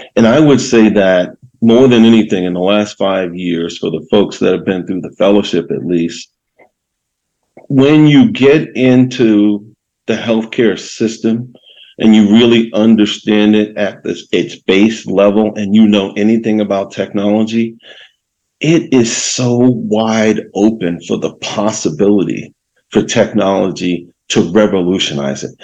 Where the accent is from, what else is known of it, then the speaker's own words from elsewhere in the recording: Baltimore, Maryland, United States; moved away; also born or lived in Northern California; growing up in Baltimore City